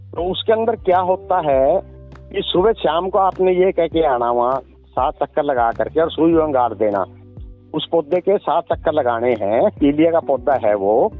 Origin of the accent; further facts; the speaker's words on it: Pidal village, Guhla tehsil, Kaithal district, Haryana, India; accent: Haryanvi; moved away; हमारा हरियाणा है छोटा सा गांव मेरा गांव है पीडल गांव जी पीडल गांव है जो है गोलाची का तहसील है और पहले हमारा डिस्ट्रिक्ट कुरुक्षेत्र था अब कैथल है